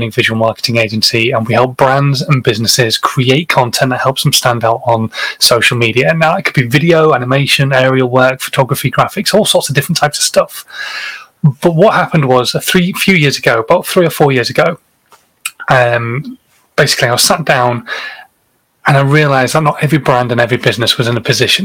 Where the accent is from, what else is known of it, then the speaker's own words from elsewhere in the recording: Yorkshire and the Humber, United Kingdom; I'm a Yorkshireman.